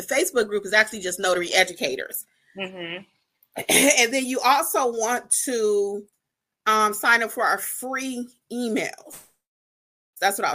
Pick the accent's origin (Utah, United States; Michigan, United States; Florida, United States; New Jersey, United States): Michigan, United States; Detroit; moved away as an adult; now in Georgia, United States; I'm from Detroit originally, but I've been in Georgia for 20-something years